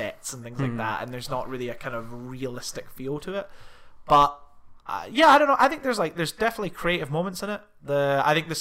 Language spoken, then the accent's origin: English; Scotland, United Kingdom; We're from Scotland